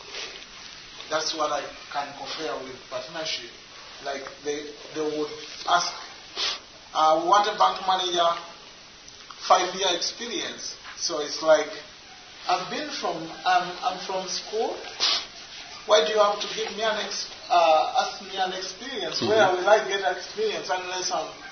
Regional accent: Uganda; I'm from Uganda. I work with an organization called the Agape Community Center Program. That's for me in Uganda.

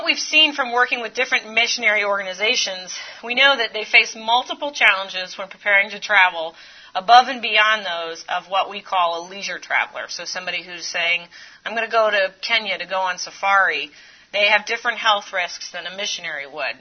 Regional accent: Florida, United States; I grew up in a really, really small town in Florida.

